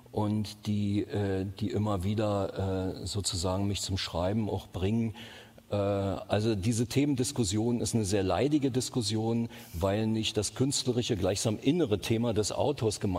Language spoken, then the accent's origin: German; East Germany, Germany; Ich bin in der DDR groß geworden. Äh, da kenne ich mich am besten aus.